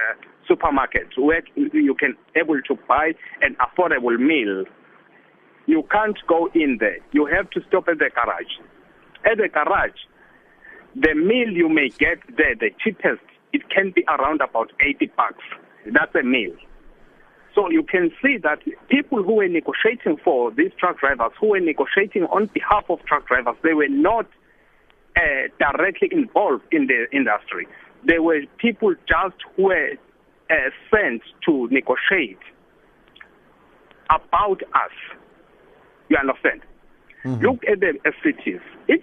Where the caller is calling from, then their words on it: South Africa; I'm traveling. I'm on the road here on N12 between from Kimberley side to Joburg.